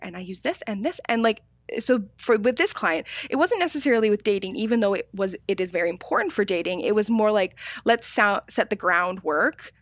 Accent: Victoria, British Columbia, Canada; I grew up in Victoria

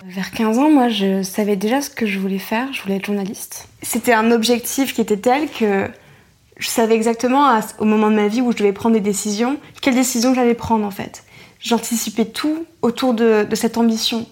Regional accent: Roubaix, Hauts-de-France, France; j'ai grandi à Roubaix

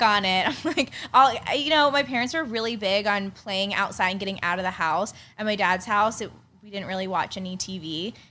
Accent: Pittsburgh, Pennsylvania, United States; moved away as an adult; now in San Diego, United States; I grew up in Pittsburgh, which is a huge, huge sports town

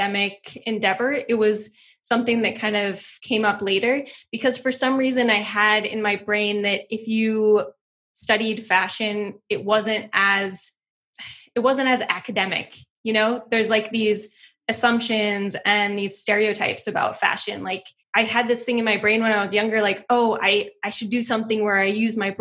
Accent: Wisconsin, United States; I grew up in Wisconsin in the middle of nowhere

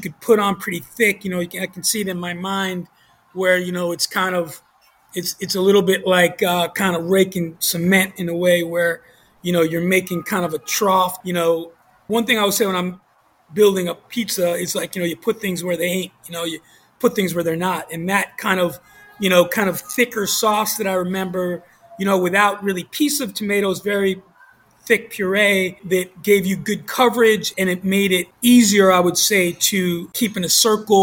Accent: New York, United States; moved away; growing up in New York

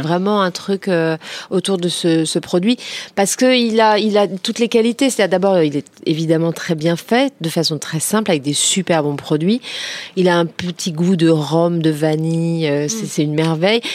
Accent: Créteil, Île-de-France, France; j'ai grandi à Créteil

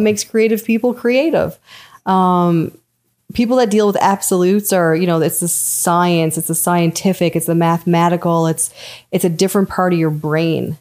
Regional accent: Newfoundland and Labrador, Canada; growing up in Newfoundland was tough too

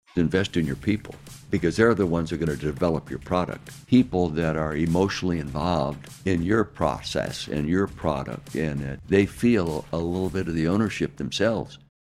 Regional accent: Calistoga, California, United States; I was born and raised in Calistoga, the north end of the Napa Valley

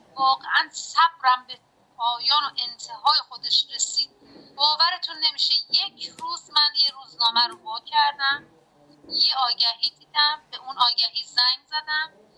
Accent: Qazvin, Qazvin Province, Iran

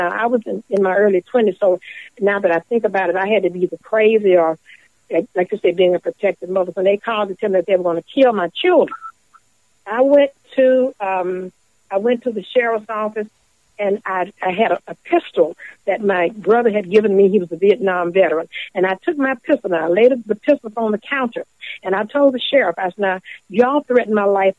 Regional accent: Canton, Mississippi, United States; moved away as an adult; also born or lived in California; my hometown

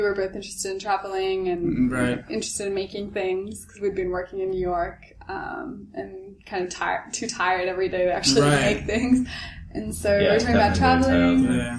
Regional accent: Australia; I'm from Australia.

